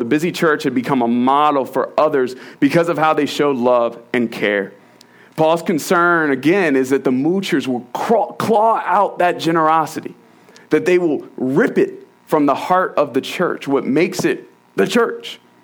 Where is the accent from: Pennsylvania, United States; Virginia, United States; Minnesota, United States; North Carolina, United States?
Virginia, United States; moved away; I'm from Virginia, we don't do snowstorms.